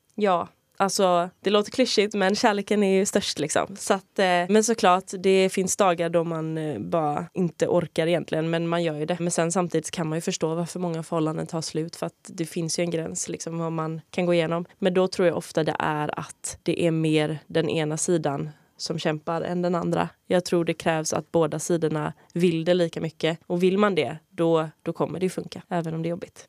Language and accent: Swedish; Sweden; jag är svensk